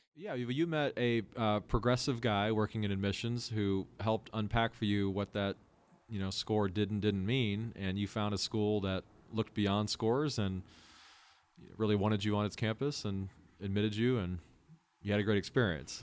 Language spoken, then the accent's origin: English; Midwest, United States; moved away as an adult; also born or lived in Los Angeles, California; I grew up in the Midwest